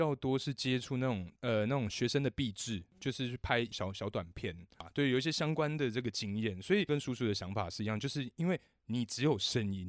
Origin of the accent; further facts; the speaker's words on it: Taiwan; 发现我是台湾人这样